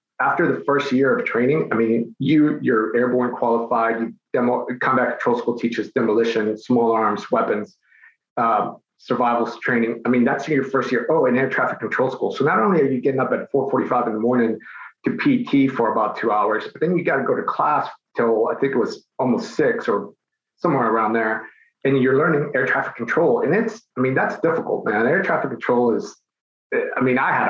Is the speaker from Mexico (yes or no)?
yes; Mexico City, Mexico; now in United States; I was born in Mexico City. Both my parents are Mexican